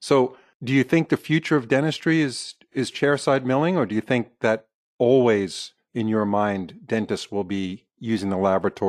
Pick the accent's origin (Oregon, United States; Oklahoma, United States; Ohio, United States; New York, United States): New York, United States; New York City; I was born in New York City, so I know a little bit about New York